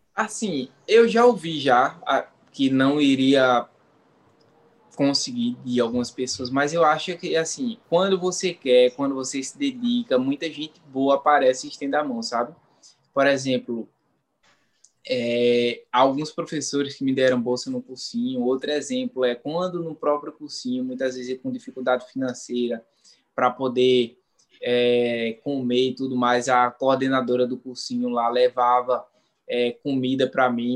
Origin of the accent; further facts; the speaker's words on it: Ribeirão, Pernambuco, Brazil; Eu sou do é, natural do Engenho Santa Cruz 2, que é zona rural de uma cidade do interior de Pernambuco chamada Ribeirão